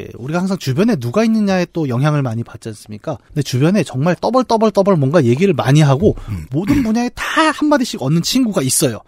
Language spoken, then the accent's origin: Korean; Bucheon, Gyeonggi Province, South Korea; 저 고향 부천에 이제 중앙극장이라는 데가 있었습니다.